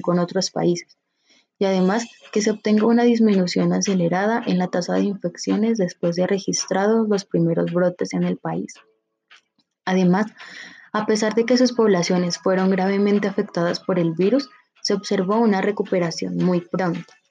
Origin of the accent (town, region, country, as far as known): Colombia